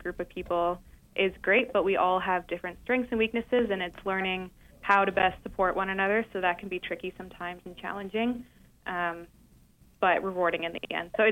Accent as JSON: {"language": "English", "country": "Canada", "also_born_or_lived": "Ontario", "moved": "yes", "said": "I'm from Canada, so I went to school in Ontario"}